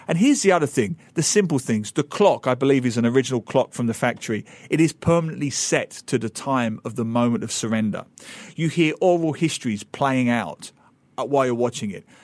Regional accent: Dagenham, London, United Kingdom; moved away; also born or lived in Geelong, Australia / Singapore; I grew up in Dagenham

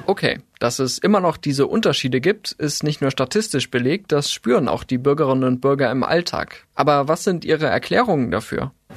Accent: West Germany, Germany; Sie und ich, wir sind im sogenannten Westen aufgewachsen, im wiedervereinigten Deutschland.

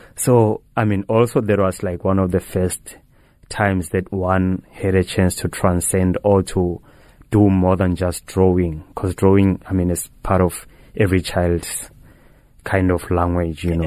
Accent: North West, South Africa; moved away; I was born in the Northwest Province, like, in, in Flagstaff

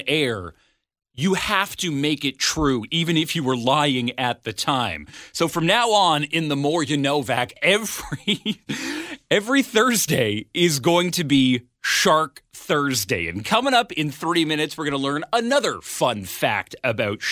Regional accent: Ottawa, Ontario, Canada; moved away; my hometown

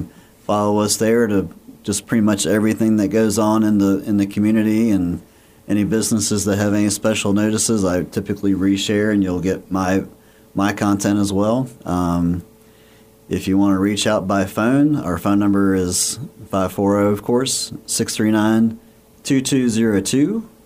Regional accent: Roanoke, Virginia, United States; moved away as an adult; now in Radford, United States; I grew up in Roanoke. I'm a transplant. So I moved here 12, 13 years ago. I mean, I'm a Radford University alumni, so was familiar with the Radford area a little bit.

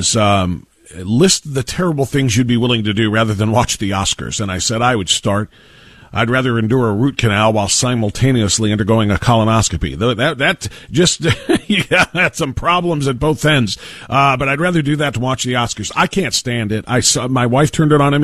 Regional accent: Midwest, United States; I'm in the Midwest, and I'm a Midwesterner at heart. And yeah, I've lived in a couple of places, but this is always home.

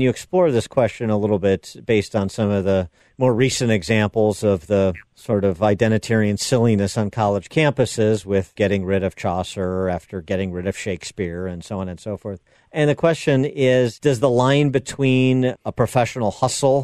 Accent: Illinois, United States; my home state of Illinois

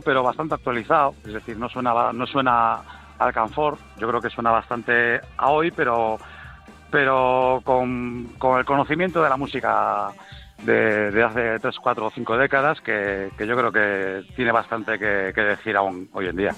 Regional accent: Galicia, Spain; yo soy gallego

